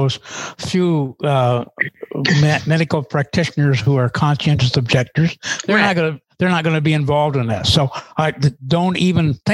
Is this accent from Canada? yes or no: yes; Canada; As Canadian